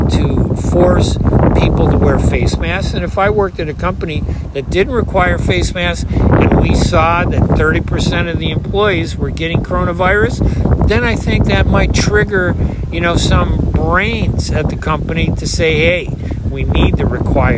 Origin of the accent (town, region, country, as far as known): United States